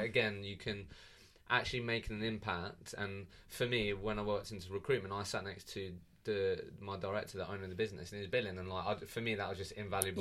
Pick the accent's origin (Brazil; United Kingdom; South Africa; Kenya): United Kingdom; Eastbourne, South East England; I'm from Eastbourne